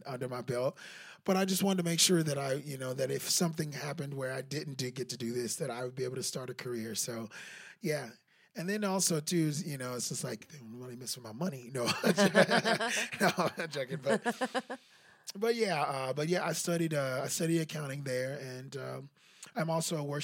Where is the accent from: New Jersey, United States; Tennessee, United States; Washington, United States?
Tennessee, United States; Memphis; moved away as an adult; also born or lived in Covington, Tennessee / Murfreesboro, Tennessee; now in Nashville, United States; I grew up in Memphis, and I came to Middle Tennessee, which is a little town called Murfreesboro in Tennessee, and I came to college there